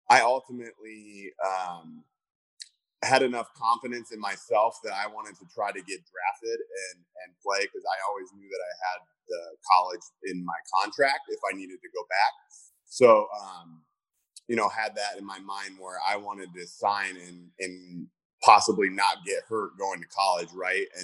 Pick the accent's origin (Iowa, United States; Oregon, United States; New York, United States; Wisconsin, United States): Iowa, United States; Cedar Rapids; growing up in Iowa